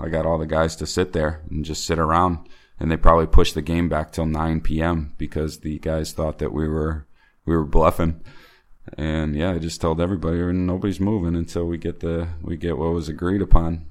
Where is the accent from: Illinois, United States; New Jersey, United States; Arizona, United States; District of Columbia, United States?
Illinois, United States; Chicago; moved away as an adult; now in China; I'm from Chicago